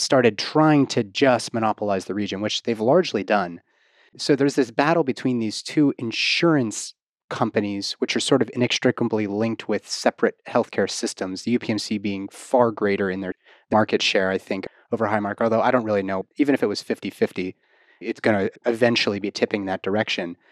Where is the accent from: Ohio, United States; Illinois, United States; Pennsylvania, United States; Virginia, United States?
Pennsylvania, United States; Pittsburgh; moved away; also born or lived in Bethel Park, Pennsylvania; my hometown of Pittsburgh